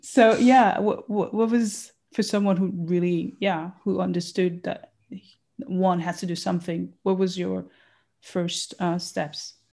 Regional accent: Burundi; I'm from Burundi

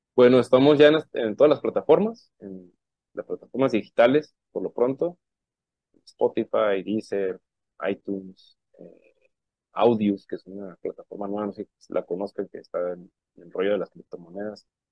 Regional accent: Puerto Peñasco, Sonora, Mexico; now in Tijuana, Mexico; Yo nací en Sonora, pero desde el 93 estoy acá en Tijuana, ¿no? Entonces soy como una, soy sonorense, tijuanense y bueno, de Puerto Peñasco, Sonora, allá soy.

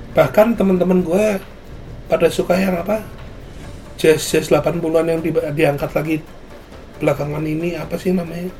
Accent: Surabaya, East Java, Indonesia; gua asal gua dari Surabaya

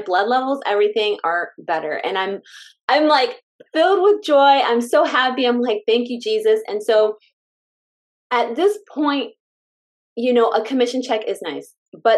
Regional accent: California, United States; moved away; we're from California. I'm just saying, we're from California

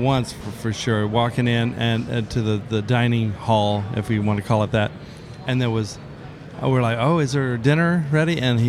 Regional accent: Miami, Florida, United States; I'm from Kendall.

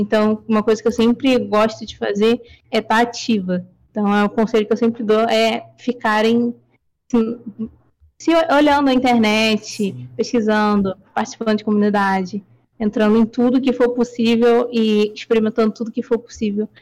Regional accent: Rio de Janeiro, Brazil; Sim, sou do Rio, carioca

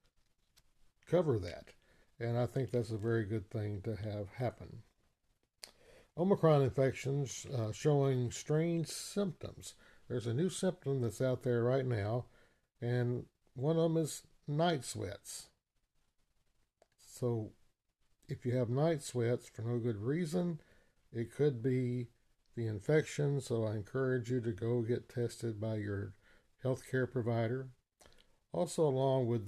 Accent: United States; I was born in the United States of America

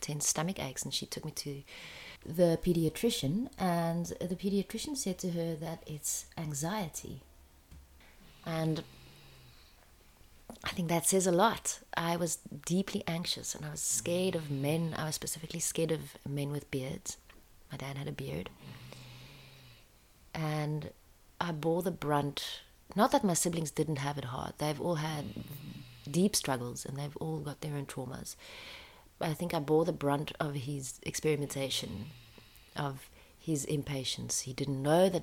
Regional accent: France; I was born in France a year later, South African kid to South African parents in this country

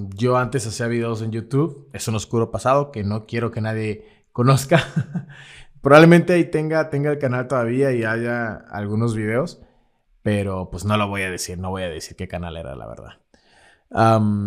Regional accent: Lerdo de Tejada, Veracruz, Mexico; moved away as an adult; él es también del, pueblo del que yo soy, que es del Lerdo de Tejada

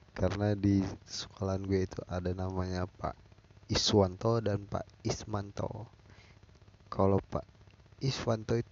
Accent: Labuan Ratu Satu, Lampung, Indonesia; gua kecil di kampung ya kampung gue di Lampung Lampung Timur tepatnya di desa Labuan Ratu Satu.

